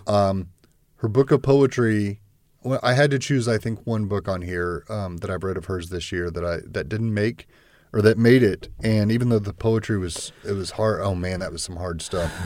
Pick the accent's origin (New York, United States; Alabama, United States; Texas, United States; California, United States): Texas, United States; I grew up in Texas